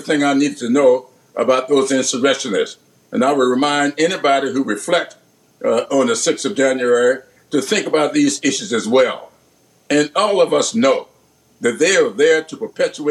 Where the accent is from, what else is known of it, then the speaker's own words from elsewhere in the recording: the South, United States; I grew up in the South, yes, but I grew up in a parsonage